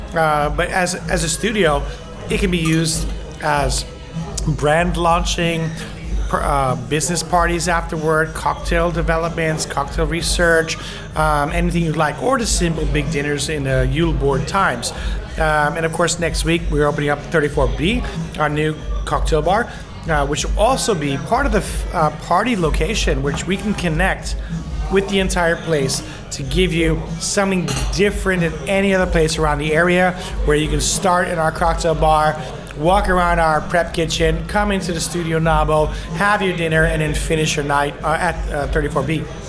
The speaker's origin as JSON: {"language": "English", "town": "New York City", "region": "New York", "country": "United States", "moved": "as an adult", "lives_now": "Stockholm, Sweden", "said": "I'm from Bayside, Queens, New York City"}